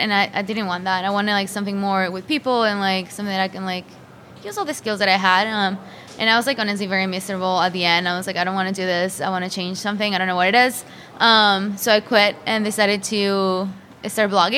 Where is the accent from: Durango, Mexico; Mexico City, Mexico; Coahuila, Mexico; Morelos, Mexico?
Morelos, Mexico; Xochitepec; moved away as an adult; also born or lived in Jersey City, New Jersey / New York City; now in Boston, United States; I'm Mexican, but I was born in New Jersey. I grew up in Xochitepec, Cuernavaca, Morelos